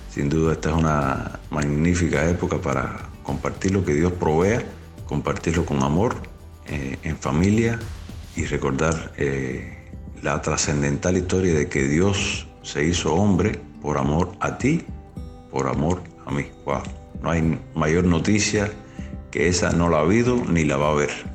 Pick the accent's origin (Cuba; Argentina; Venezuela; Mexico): Cuba; also born or lived in Villa Clara, Cuba; una de las cárceles de nuestra isla